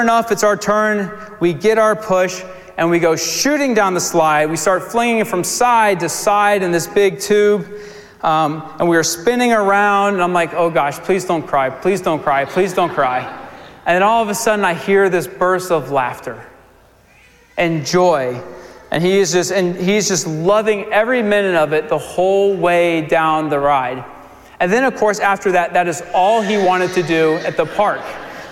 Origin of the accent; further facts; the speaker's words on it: Virginia Beach, Virginia, United States; moved away; I'm from Virginia Beach, so we went down to Virginia to spend some time with my parents. And we went to this water park, and it was a water park I went to growing up